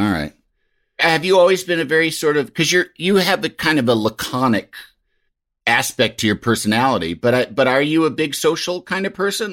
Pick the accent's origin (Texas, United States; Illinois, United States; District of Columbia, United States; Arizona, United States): Illinois, United States; Yorkville; I'm from Yorkville, Illinois